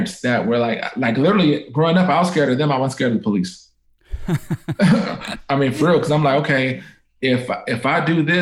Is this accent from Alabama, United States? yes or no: no; Oakland, California, United States; I'm born and raised in Oakland